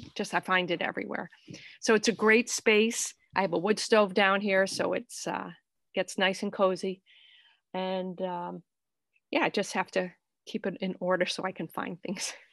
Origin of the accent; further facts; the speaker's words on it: Fall River, Massachusetts, United States; now in South Dartmouth, United States; I grew up in Fall River, you know, in the suburbs there, but now I live in, uh, South Dartmouth